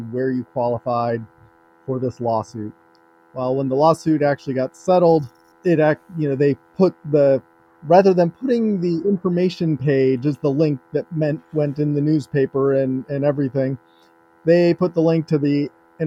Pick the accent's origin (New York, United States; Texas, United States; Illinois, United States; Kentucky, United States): Illinois, United States; Rockford; now in Minneapolis, United States; When we got snow in Rockford, Illinois